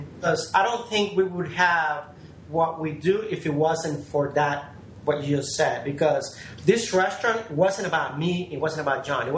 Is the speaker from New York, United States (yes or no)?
no; New Orleans, Louisiana, United States; I grew up here in New Orleans